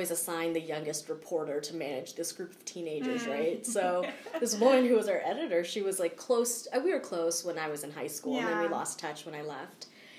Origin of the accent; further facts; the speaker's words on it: East Coast, United States; Like, I grew up skiing on the East Coast, but skiing on the East Coast is different than skiing on the West Coast.